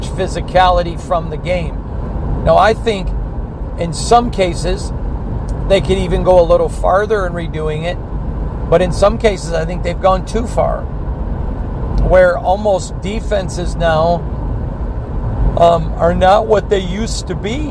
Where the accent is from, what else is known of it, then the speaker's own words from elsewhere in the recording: Michigan, United States; Growing up in Michigan